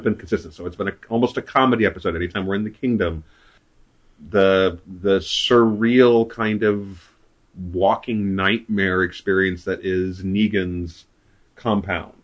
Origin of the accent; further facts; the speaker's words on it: Wichita, Kansas, United States; when I went to high school, my high school was up in the north, northeast part of Wichita